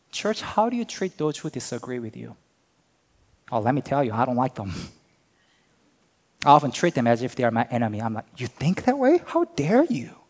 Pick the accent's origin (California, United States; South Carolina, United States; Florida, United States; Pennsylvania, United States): Pennsylvania, United States; Hatboro; Oh, no, I'm not from here. I'm from Hatboro.